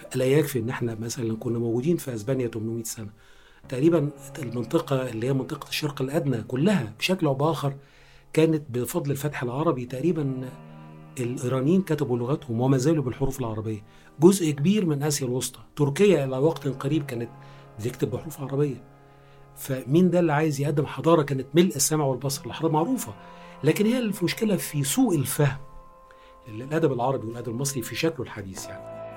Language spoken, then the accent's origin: Arabic; Egypt; احنا مترجمين مصريين وعرب